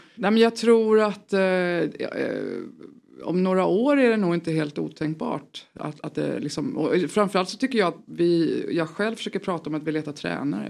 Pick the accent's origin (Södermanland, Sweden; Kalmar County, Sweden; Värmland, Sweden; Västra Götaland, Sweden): Kalmar County, Sweden; Tvärskog; also born or lived in Upplands Väsby; now in Stockholm, Sweden; jag kom ju från, eh, från Kalmar, utanför mm. Kalmar, en förskog